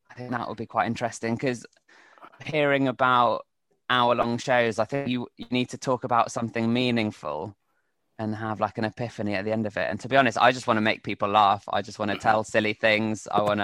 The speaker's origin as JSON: {"language": "English", "region": "England", "country": "United Kingdom", "lives_now": "Spain", "said": "as an Englishman in Spain, which I think I could probably write quite a lot about."}